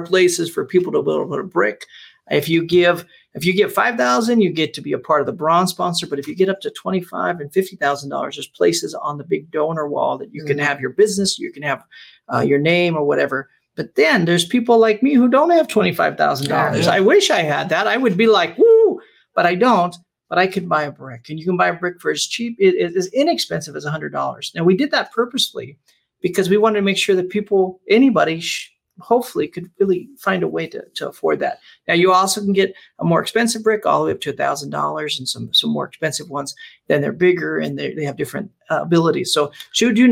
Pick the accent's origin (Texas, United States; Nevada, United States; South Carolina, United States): Nevada, United States; Las Vegas; I pastored in Vegas 15 years, grew up in Vegas